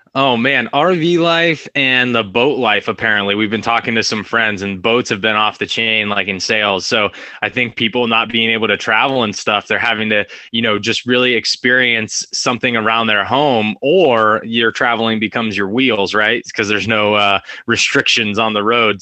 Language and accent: English; Fresno, California, United States; also born or lived in Orange County, California; I'm from a, a, place called Fresno, California. It's right in the middle of California. I was actually born in Orange County. Um, was there till about two years old, and then uh, went up to Fresno.